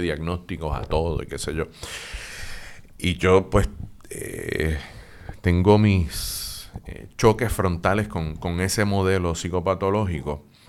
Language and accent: Spanish; Puerto Rico; somos los boricuas y las boricuas